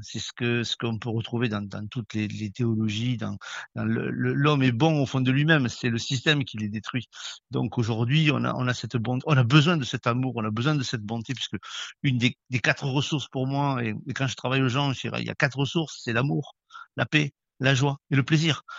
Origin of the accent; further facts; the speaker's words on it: Toulouse, Occitania, France; je suis toulousain